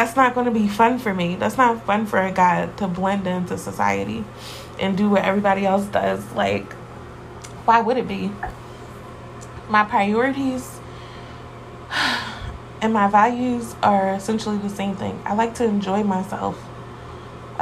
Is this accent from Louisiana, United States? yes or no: no; Philadelphia, Pennsylvania, United States; I'm from Philly, so really my life was pretty average